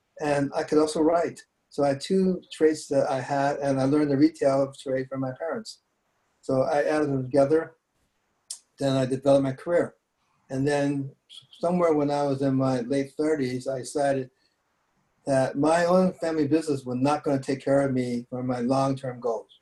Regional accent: San Francisco, California, United States; I was born in San Francisco, born and raised. I went through the school system here.

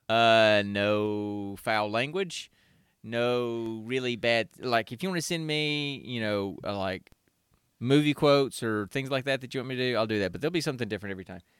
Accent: Alabama, United States; now in Georgia, United States; I was born and raised in Alabama, and I live in Georgia.

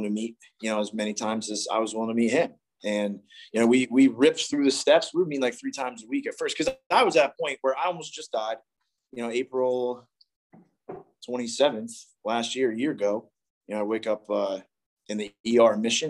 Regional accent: East Coast, United States; moved away; I grew up on the East Coast

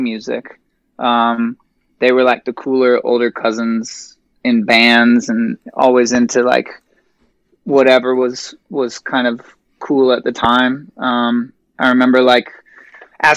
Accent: Phoenix, Arizona, United States; I was born and raised here in Phoenix

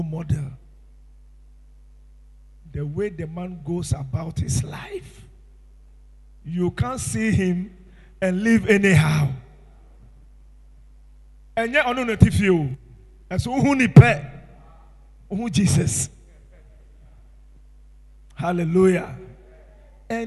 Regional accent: Tema, Greater Accra, Ghana; I was born in Tema in 1966. I grew up in Tema.

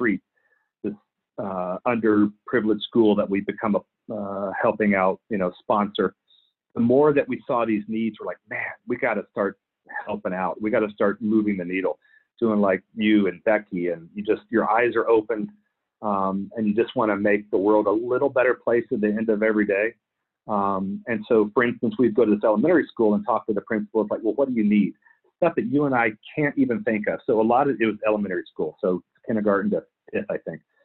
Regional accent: Clear Lake City, Texas, United States; moved away as an adult; also born or lived in Philippines; I grew up in Clear Lake City, Texas

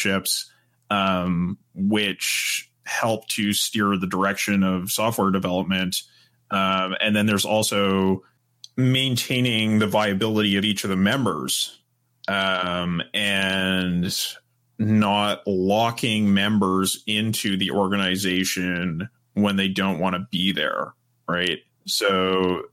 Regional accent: Canada; for me as a Canadian coming

